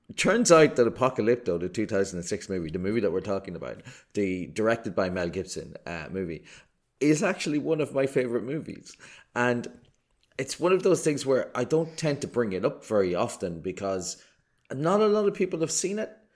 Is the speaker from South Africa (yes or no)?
no; Ireland; an Irish person